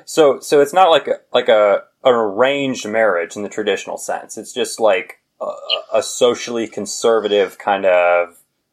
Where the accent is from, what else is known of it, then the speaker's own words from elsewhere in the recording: United States; growing up in the United States.